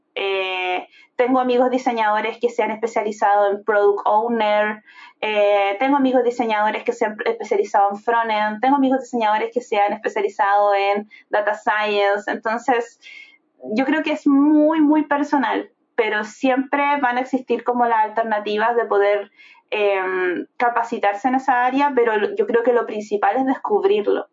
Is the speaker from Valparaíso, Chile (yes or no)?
yes; Viña del Mar, Valparaíso, Chile; yo vengo de un estatus social bastante bajo soy de Viña del Mar, de una población de Viña del Mar, específicamente Reñaca Alto